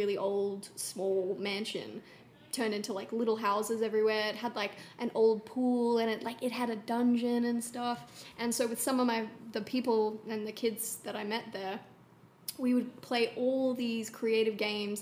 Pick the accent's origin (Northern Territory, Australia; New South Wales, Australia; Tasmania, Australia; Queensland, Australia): Northern Territory, Australia; Darwin; now in Los Angeles, United States; I was born in Darwin, Australia